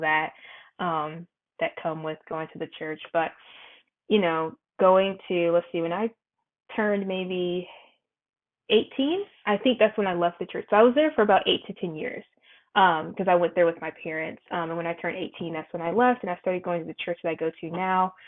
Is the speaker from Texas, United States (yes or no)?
no; North Carolina, United States; I'm from North Carolina as well